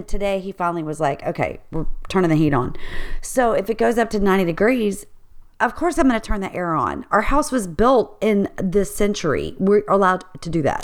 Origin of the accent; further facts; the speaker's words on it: Baton Rouge, Louisiana, United States; moved away as an adult; also born or lived in Richmond, Virginia; I grew up in Louisiana in Baton Rouge